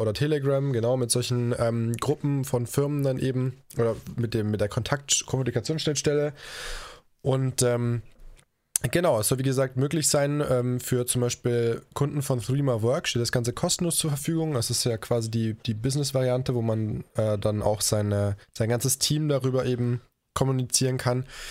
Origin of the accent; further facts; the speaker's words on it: Koblenz, Rhineland-Palatinate, Germany; moved away; nach Koblenz, meiner Heimatstadt